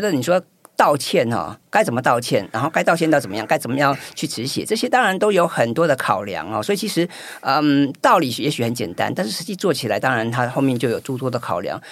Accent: Taiwan; 我们台湾人好像比，也普遍来讲比较不，不喜欢发文

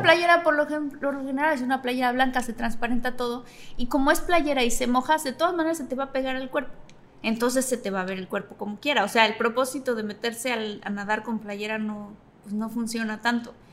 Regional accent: Mexico

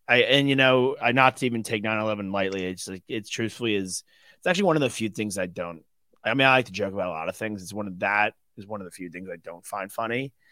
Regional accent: New York, United States; I'm from New York

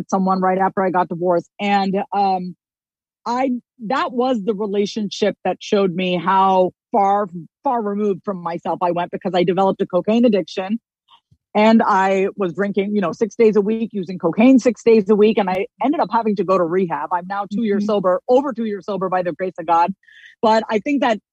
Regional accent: Long Island, New York, United States; my childhood growing up on Long Island, New York

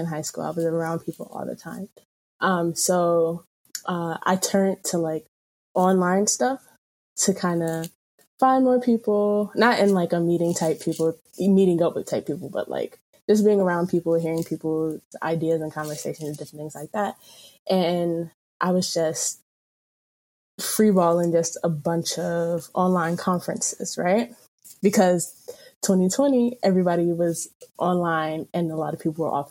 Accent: North Carolina, United States; moved away as an adult; also born or lived in Camden, New Jersey / Trenton, New Jersey; now in Maryland, United States; I was born in Camden, New Jersey, raised mostly in Trenton and around Trenton. Until I was about like 7, 8, 9, maybe. And then I moved to North Carolina, a small city.

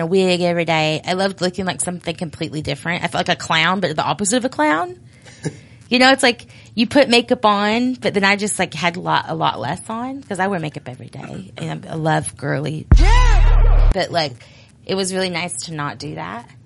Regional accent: Judsonia, Arkansas, United States; I was from a town called Jetsonia

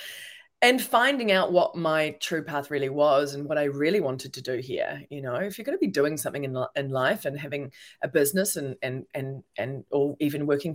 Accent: New Zealand; moved away as an adult; also born or lived in New York / London / Melbourne; I'm a New Zealander. And so I'm actually in New Zealand right now in Auckland

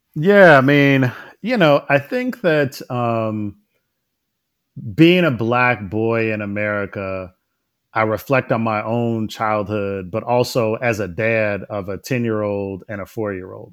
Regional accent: Detroit, Michigan, United States; moved away; went back to my own neighborhood, um, to teach. Um, and my first teaching job was at, uh, Jamison Elementary School

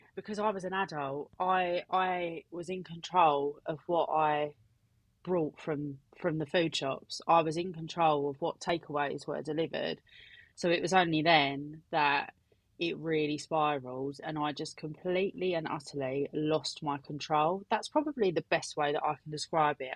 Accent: Essex, East of England, United Kingdom; I am 32 from Essex.

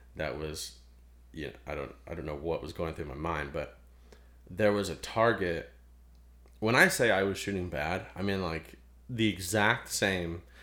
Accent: Ohio, United States; moved away; I'm from Ohio.

